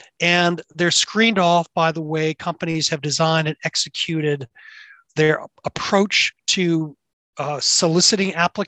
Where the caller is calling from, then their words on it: Boston, Massachusetts, United States; Well, I'm calling from my very messy office at the Harvard Business School